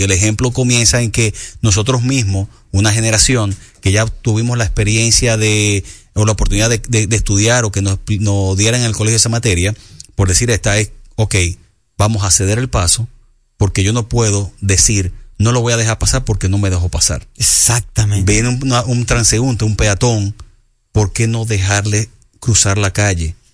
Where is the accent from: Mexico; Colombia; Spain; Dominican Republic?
Dominican Republic; como dominicanos, como seres humanos, como latinos